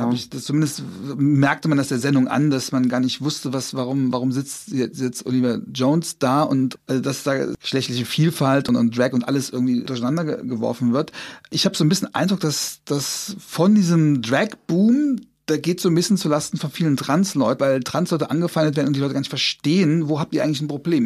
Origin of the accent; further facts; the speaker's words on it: Trier, Rhineland-Palatinate, Germany; accent: Trierer; ich komme aus Trier